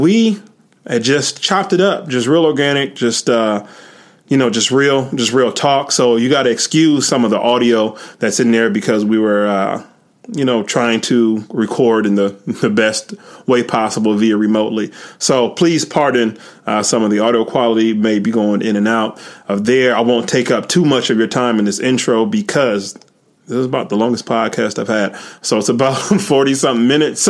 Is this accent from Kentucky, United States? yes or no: no; Peoria, Illinois, United States; I'm from Peoria, and we're like 2.5 hours away